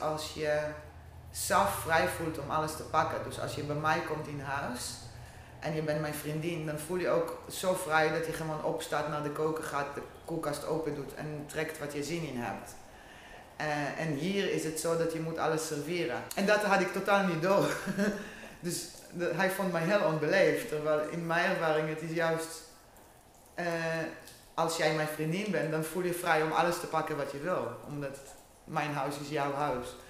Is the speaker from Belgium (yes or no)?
no; Israel; Dutch is a second language; now in Netherlands; ik kom uit Israël en ik ben nu 23 jaar in Nederland